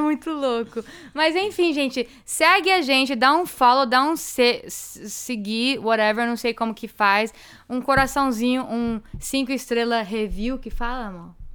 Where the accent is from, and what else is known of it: South Florida, United States; born or raised there; also born or lived in Framingham, Massachusetts